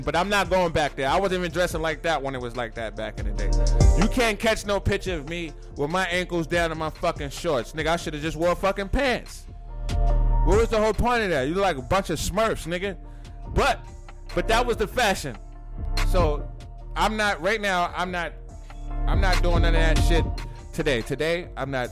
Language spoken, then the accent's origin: English; New York City, New York, United States; I'm from Brooklyn